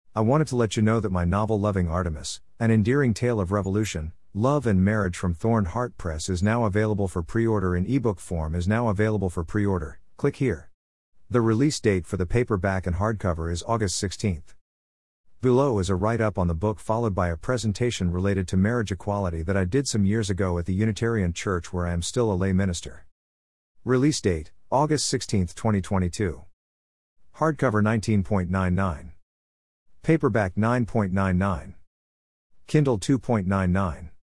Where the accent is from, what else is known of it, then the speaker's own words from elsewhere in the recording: Levittown, Pennsylvania, United States; also born or lived in Germantown/Mount Airy, Philadelphia, Pennsylvania; I grew up in Levittown, a working class suburb of Philadelphia